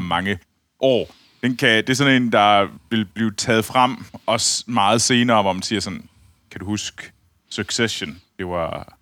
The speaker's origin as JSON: {"language": "Danish", "country": "Denmark", "tie": "born or raised there", "said": "fra ude fra Skibel, hvor jeg voksede op"}